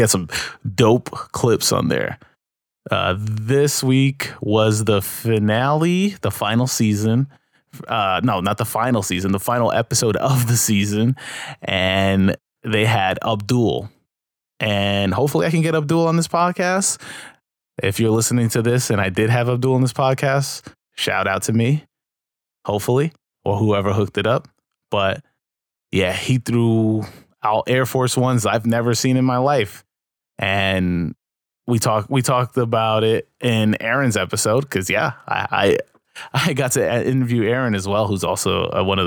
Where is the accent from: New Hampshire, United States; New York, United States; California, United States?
New York, United States; New York City; in my hometown of New York